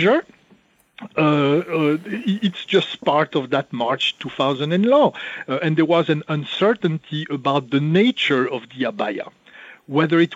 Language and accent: English; Burgundy, Bourgogne-Franche-Comté, France; I'm not really French. I'm Burgundian. I'm from Burgundy.